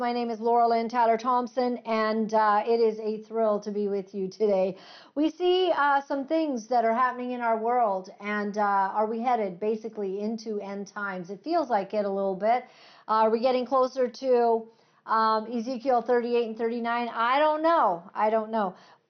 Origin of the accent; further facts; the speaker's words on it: Uganda; born there; as I have missionary parents, and I was born in Uganda.